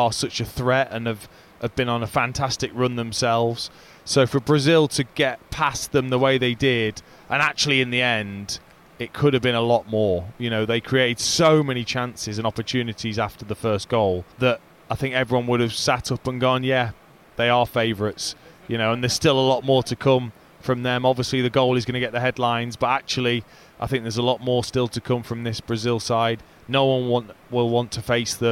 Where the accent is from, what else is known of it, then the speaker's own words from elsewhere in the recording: England, United Kingdom; being English